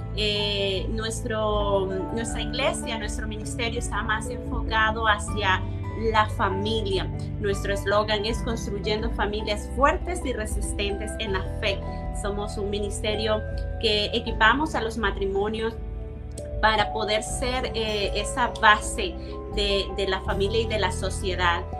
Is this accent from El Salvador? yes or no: yes; El Salvador; nosotros somos procedentes del Salvador